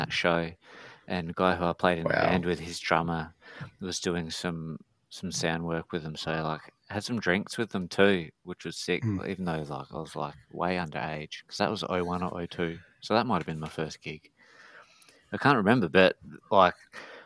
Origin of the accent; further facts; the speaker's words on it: Mount Gambier, South Australia, Australia; I'm from Mount Gambier in South Australia